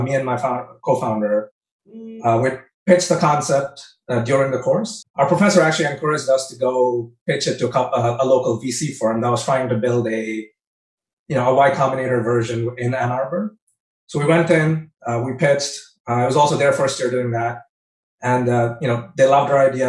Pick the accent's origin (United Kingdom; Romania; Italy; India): India; moved away; also born or lived in Michigan; growing up in India, we never really had entrepreneurship on our career paths